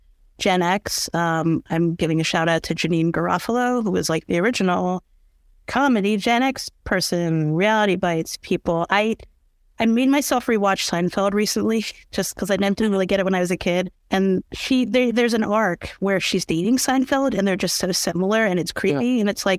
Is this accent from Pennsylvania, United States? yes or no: yes; Philadelphia, Pennsylvania, United States; I'm from Philadelphia.